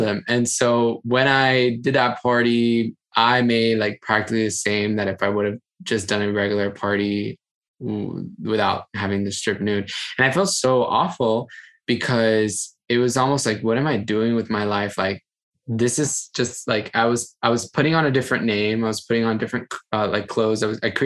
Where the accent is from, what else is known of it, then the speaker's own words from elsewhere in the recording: Miami, Florida, United States; moved away as an adult; also born or lived in Brooklyn; I moved from Miami, left my house when I was 20